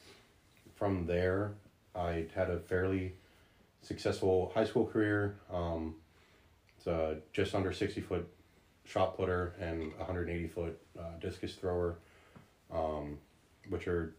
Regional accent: Partlow, Virginia, United States; also born or lived in Hackberry, Louisiana; I grew up in Partlow

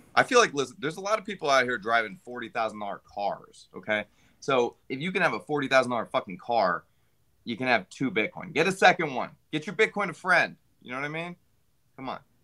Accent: United States; as an American

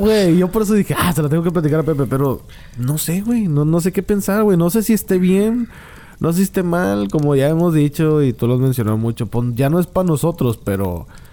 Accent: Monterrey, Nuevo León, Mexico; yo soy de Monterrey. En Monterrey yo no conozco gente indígena.

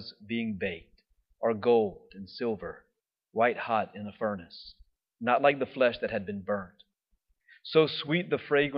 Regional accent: United States; We're from America.

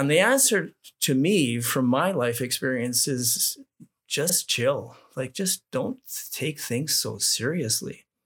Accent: Manitoba, Canada; as a young guy growing up in Manitoba

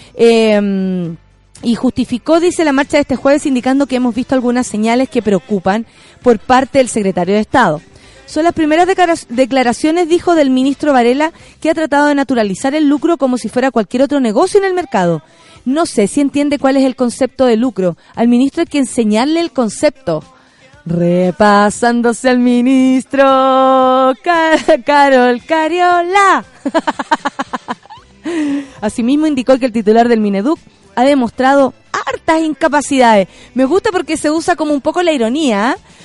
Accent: Santiago, Santiago Metropolitan Region, Chile; personas como nosotros, que nacimos en San Miguel, en Pedro Aguirre Cerda, en Santiago Centro

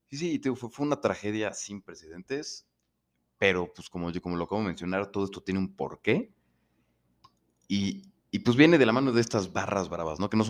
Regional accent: Mexico; pues como buenos mexicanos empiezan a pasarse lanzas

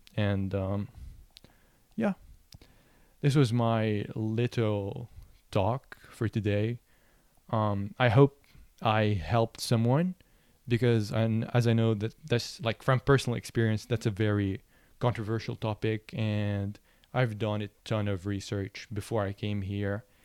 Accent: Lebanon; moved away as an adult; now in United States; I'm from Lebanon, and one of the issues that I found growing up as, um, a photographer and then a filmmaker was that there are no film schools in Lebanon

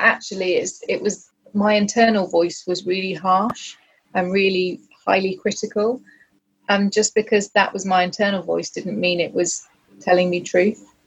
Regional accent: United Kingdom; we're very British

